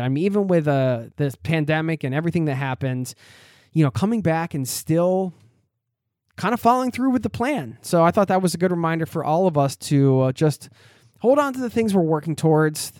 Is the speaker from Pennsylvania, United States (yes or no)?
yes; outside of Philadelphia, Pennsylvania, United States; where I grew up outside of Philadelphia